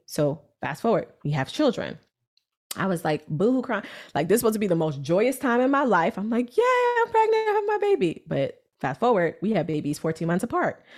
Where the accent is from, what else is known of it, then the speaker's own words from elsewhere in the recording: New York City, New York, United States; I'm this girl from Brooklyn, New York.